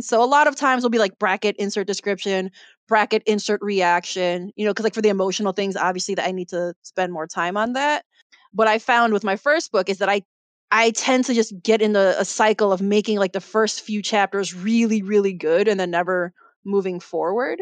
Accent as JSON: {"language": "English", "town": "Chicago", "region": "Illinois", "country": "United States", "tie": "born or raised there", "said": "I'm Filipino American, but I was born and raised in Chicago"}